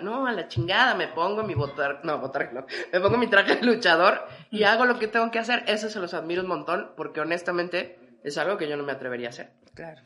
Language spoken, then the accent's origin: Spanish; Mexico City, Mexico; como chilangos